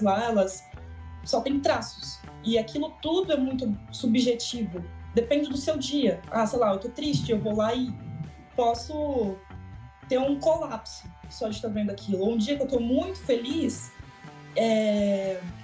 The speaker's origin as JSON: {"language": "Portuguese", "country": "Brazil", "also_born_or_lived": "Toronto", "said": "Como brasileira"}